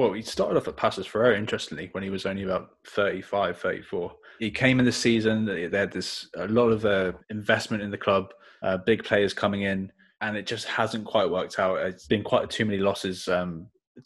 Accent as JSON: {"language": "English", "region": "England", "country": "United Kingdom", "said": "As an English fan of this league"}